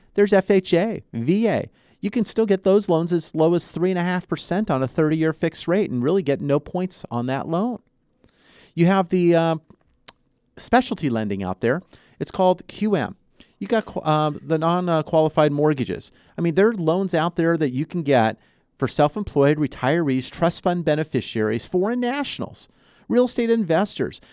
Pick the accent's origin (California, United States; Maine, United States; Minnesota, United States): California, United States; Southern; I was born and raised here in Southern California.